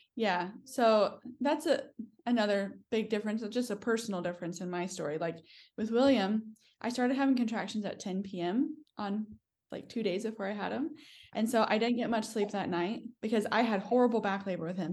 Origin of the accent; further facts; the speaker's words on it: United States; moved away as an adult; also born or lived in New York; now in New Zealand; I'm American.